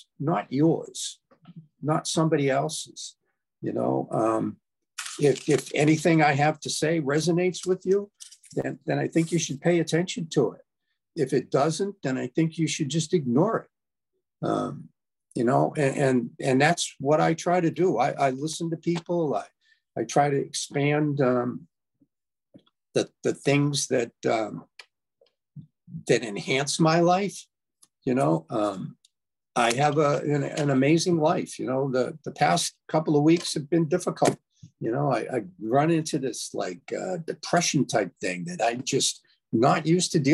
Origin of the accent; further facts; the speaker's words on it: United States; I'm an American. I live in the United States, really not by choice